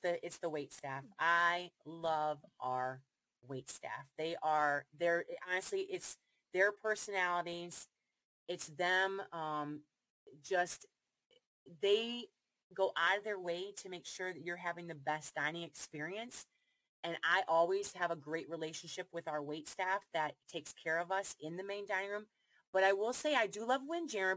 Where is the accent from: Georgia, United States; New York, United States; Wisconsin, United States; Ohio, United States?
Ohio, United States; I'm from Ohio